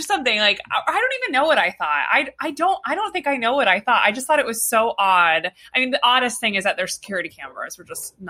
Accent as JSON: {"language": "English", "region": "New Jersey", "country": "United States", "said": "I'm an Italian from Jersey."}